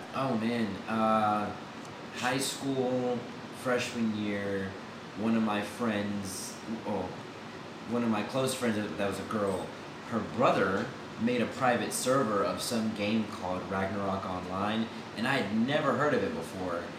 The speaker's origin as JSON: {"language": "English", "town": "Houston", "region": "Texas", "country": "United States", "moved": "as an adult", "lives_now": "Austin, United States", "said": "Originally, I'm from Houston, Texas"}